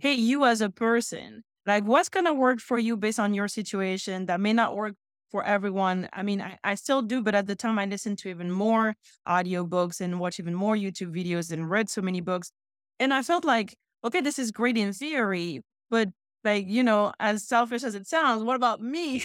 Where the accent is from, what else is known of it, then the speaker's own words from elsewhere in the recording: France; moved away as an adult; also born or lived in Houston, Texas; now in Chicago, United States; my hometown is so close to that. I personally don't want to go back to France